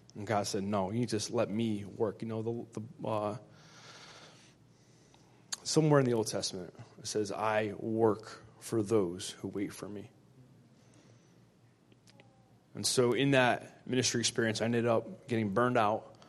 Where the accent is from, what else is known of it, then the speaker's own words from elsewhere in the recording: Connecticut, United States; I'm 31 years old. I'm from Connecticut